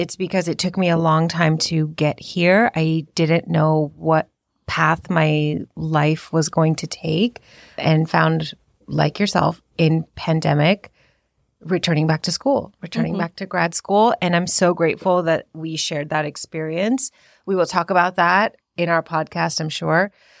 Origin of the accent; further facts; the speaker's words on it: India; now in United States; So I am East Indian and I am an immigrant in this country. And I was raised in a very traditional household, but still had to assimilate and acculturate to the American way of life.